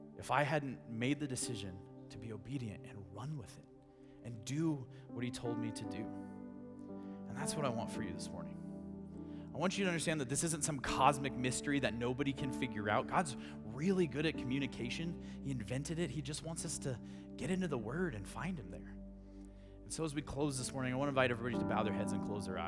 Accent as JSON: {"language": "English", "town": "Grand Junction", "region": "Colorado", "country": "United States", "tie": "born or raised there", "also_born_or_lived": "Durango", "said": "I grew up here in Grand Junction, born and raised"}